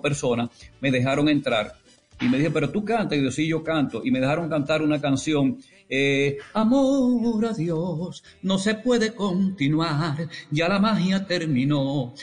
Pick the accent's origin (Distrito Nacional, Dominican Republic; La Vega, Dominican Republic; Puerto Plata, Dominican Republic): La Vega, Dominican Republic; moved away; also born or lived in Río Verde / San Francisco de Macorís / Puerto Rico; yo soy de La Vega